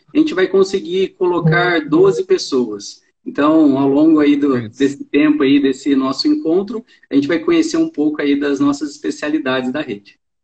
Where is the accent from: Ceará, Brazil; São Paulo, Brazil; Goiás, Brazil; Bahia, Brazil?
São Paulo, Brazil; Tambaú; now in Ribeirão Preto, Brazil; Eu sou da cidade de Tambaú, que é aqui perto